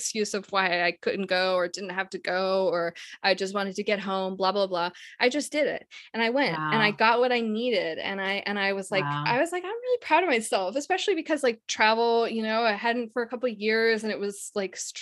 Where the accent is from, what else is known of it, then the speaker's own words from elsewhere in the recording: Canada; I'm from Canada, so I just came to the US